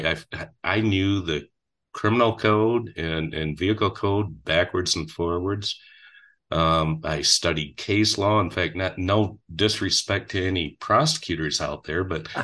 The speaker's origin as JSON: {"language": "English", "town": "Grandville", "region": "Michigan", "country": "United States", "tie": "born or raised there", "also_born_or_lived": "Tampa, Florida", "said": "a kid growing up in Granville, Michigan"}